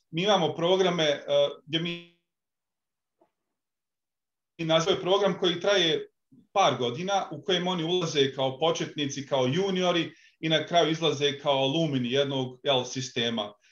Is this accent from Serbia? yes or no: no; Tuzla, Tuzla Canton, Bosnia & Herzegovina; moved away; also born or lived in Australia; Veliki pozdrav za moj rodni kraj Tuzlu.